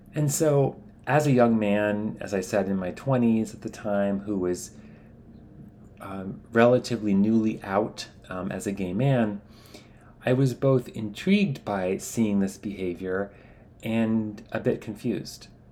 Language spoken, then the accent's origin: English; United States; as an American, I grew up learning to value physical distance between men